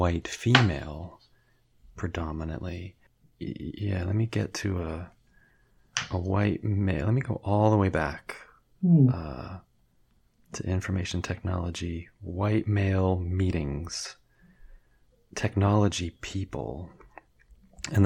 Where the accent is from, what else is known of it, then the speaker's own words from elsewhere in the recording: United States; being an American white heterosexual tall male